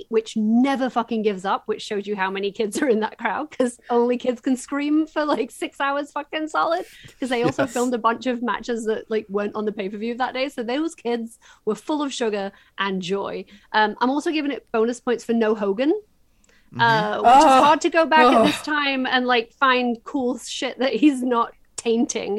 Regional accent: Yorkshire and the Humber, United Kingdom; I'm literally from Yorkshire

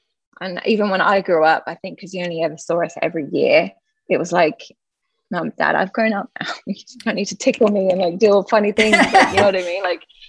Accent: Laguna Beach, California, United States; born there; I was born at home in Laguna Beach in a pyramid.

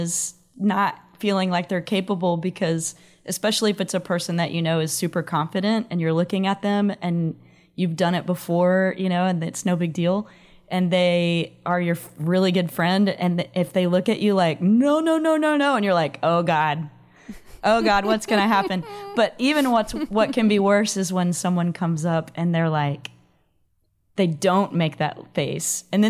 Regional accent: Dallas, Texas, United States; now in Austin, United States; I grew up in the Dallas-Fort Worth area.

